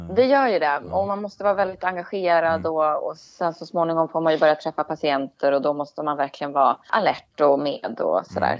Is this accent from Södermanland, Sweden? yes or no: yes; Nyköping, Södermanland, Sweden; min hemstad mm. Nyköping